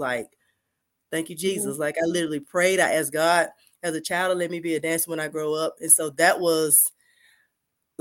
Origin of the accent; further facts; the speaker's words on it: Atlanta, Georgia, United States; I'm from Atlanta, Georgia, born and raised, still here